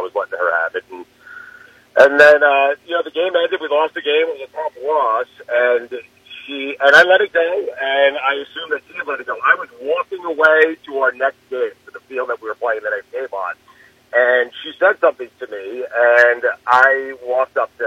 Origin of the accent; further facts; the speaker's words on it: Long Island, New York, United States; Where I grew up, which is Long Island in New York